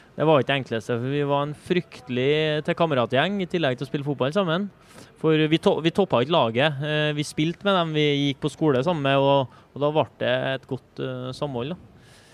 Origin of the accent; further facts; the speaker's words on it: Trøndelag, Norway; vi er trøndere